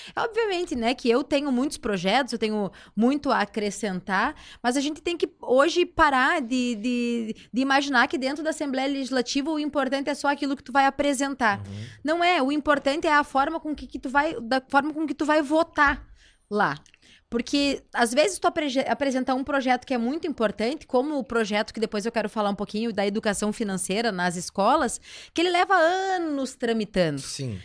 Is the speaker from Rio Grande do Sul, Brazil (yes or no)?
yes; Passo Fundo, Rio Grande do Sul, Brazil; moved away as an adult; now in Porto Alegre, Brazil; que veio lá de Passo Fundo